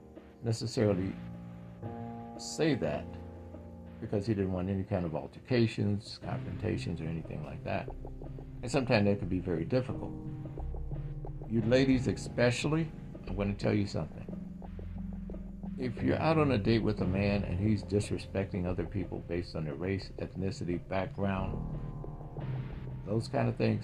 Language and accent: English; Mississippi, United States; moved away; also born or lived in Inland Empire, California; I grew up in Mississippi during the 1960s, 70s